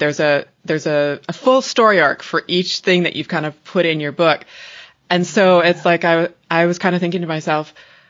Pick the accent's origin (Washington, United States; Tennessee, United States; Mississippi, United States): Washington, United States; Leavenworth; I grew up in Leavenworth, Washington.